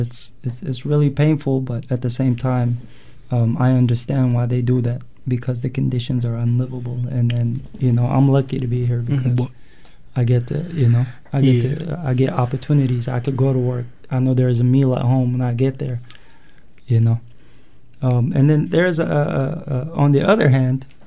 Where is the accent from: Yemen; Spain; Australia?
Yemen; moved away as an adult; now in United States; I'm from Eritrea. My parents are, at least. I was born and raised in Yemen